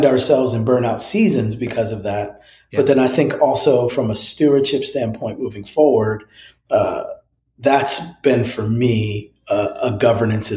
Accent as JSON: {"language": "English", "region": "New Jersey", "country": "United States", "tie": "born or raised there", "moved": "yes", "lives_now": "Franklin, United States", "said": "I grew up in New Jersey"}